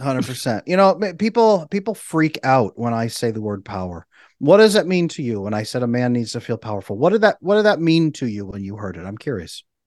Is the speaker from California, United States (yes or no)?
yes; California, United States; I grew up in California